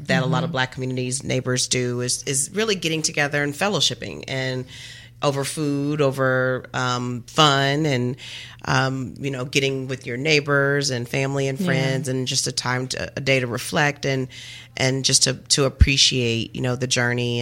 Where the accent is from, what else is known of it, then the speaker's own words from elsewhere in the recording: Kentucky, United States; moved away; I grew up in Kentucky, and my family was from, a lot of my family is from